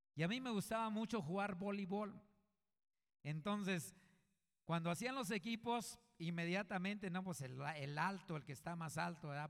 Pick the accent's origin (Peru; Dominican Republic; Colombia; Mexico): Mexico; Coahuila; yo vengo de, de un rancho, de Coahuila yo soy de Coahuila, y vengo de una familia numerosa